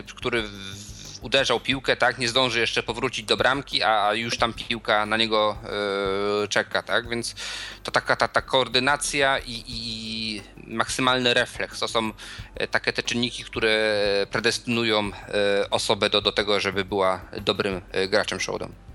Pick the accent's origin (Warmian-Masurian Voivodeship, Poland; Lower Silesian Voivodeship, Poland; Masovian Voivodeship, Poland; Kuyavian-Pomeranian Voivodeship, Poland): Kuyavian-Pomeranian Voivodeship, Poland; Bydgoszcz; u nas w Bydgoszczy